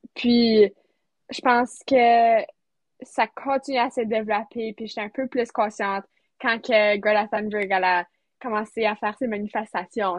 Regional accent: near Sainte-Anne, Manitoba, Canada; Je viens du Manitoba, proche de, tout près de Sainte-Anne, alors, en campagne

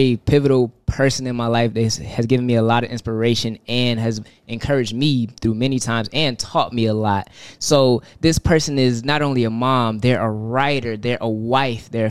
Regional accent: the South, United States; I'm from the South, so look, you hear some crazy things from the South.

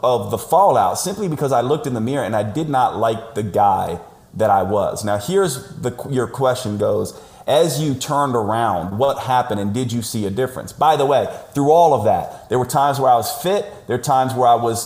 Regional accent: United States; I'm an American

